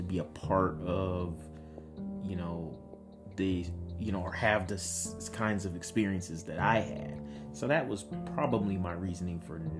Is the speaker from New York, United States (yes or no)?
yes; Utica, New York, United States; also born or lived in Philadelphia, Pennsylvania; I grew up in the North. I was born in Philly, raised in New York. People automatically think, oh, you lived in New York City. But I wasn't in New York City. I was in upstate New York, a small town called Utica.